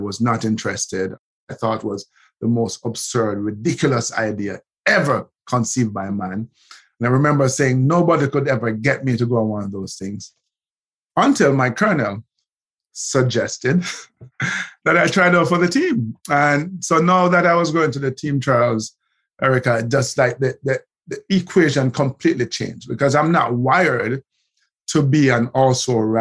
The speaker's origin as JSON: {"language": "English", "town": "Kingston", "country": "Jamaica", "tie": "born or raised there"}